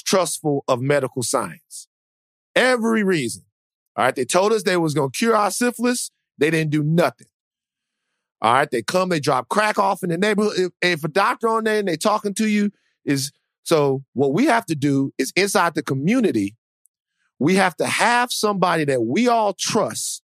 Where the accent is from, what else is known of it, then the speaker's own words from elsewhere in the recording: Baton Rouge, Louisiana, United States; I'm from Baton Rouge.